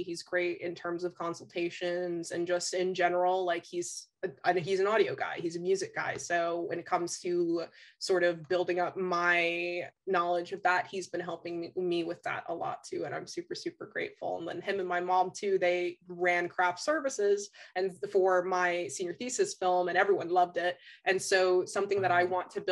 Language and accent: English; New Jersey, United States; one of the schools in my hometown's district